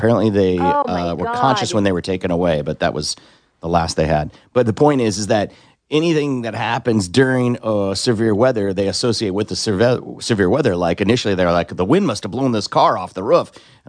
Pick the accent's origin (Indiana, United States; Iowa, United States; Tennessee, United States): Iowa, United States; now in Tulsa, United States; I was little growing up in Iowa.